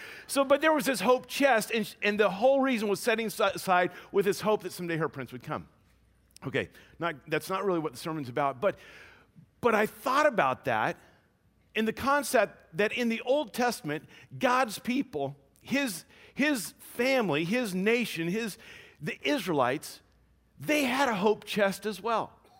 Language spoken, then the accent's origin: English; Louisiana, United States; We grew up in Louisiana. Maybe it's a thing of the South.